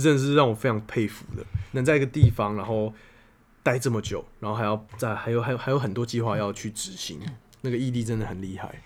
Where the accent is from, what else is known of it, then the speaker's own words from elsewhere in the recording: Taiwan; 我是台湾来的那个